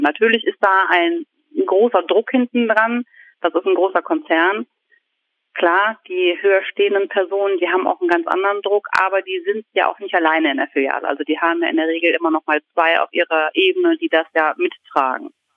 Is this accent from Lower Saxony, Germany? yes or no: no; Aschaffenburg, Bavaria, Germany; moved away as an adult; also born or lived in Viersen; now in Lower Rhine, Germany; Also ich stamme aus Aschaffenburg und bin 2000 zwölf nach Viersen zu meinem Mann gezogen